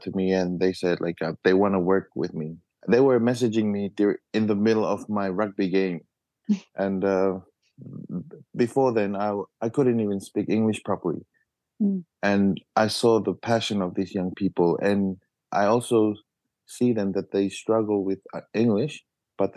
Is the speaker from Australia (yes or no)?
no; Tuvalu; I'm 28 years old this year. And I'm from Tuvalu.